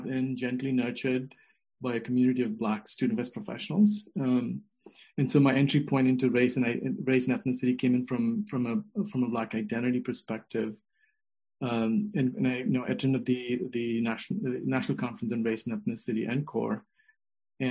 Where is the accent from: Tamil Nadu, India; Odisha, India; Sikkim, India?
Tamil Nadu, India; Chennai; also born or lived in Iowa; now in Salem, United States; I also say claim Tamil identity, which is where I grew up in India, Madras.